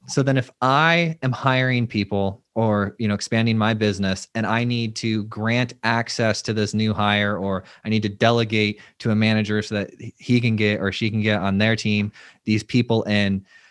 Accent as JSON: {"language": "English", "region": "Florida", "country": "United States", "tie": "born or raised there", "said": "I live in Florida"}